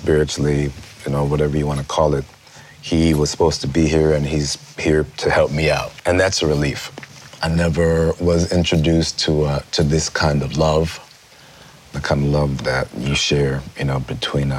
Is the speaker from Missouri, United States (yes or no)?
no; Rochester, New York, United States; I grew up in Rochester, New York